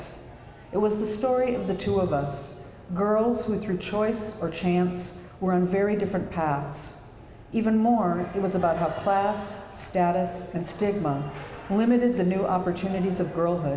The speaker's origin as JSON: {"language": "English", "town": "Minneapolis", "region": "Minnesota", "country": "United States", "tie": "born or raised there", "moved": "yes", "said": "I'm a native Minnesotan. I'm from Minneapolis"}